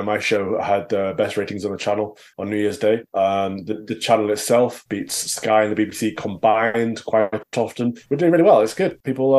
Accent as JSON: {"language": "English", "region": "Midlands", "country": "United Kingdom", "tie": "born or raised there", "said": "I grew up in the Midlands in a former miners town, a market town."}